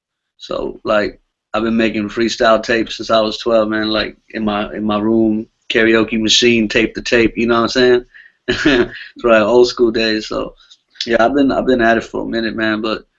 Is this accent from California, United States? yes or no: yes; California, United States; I'm from Cali, man. I kind of, grew up on this music stuff, man.